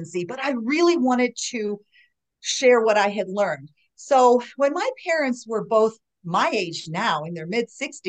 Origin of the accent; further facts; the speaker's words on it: Chicago, Illinois, United States; moved away as an adult; also born or lived in Arlington Heights, Illinois; now in Denver, United States; I grew up in Chicago